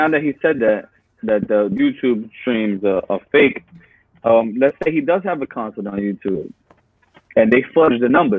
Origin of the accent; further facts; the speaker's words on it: Texas, United States; I'm a Texan.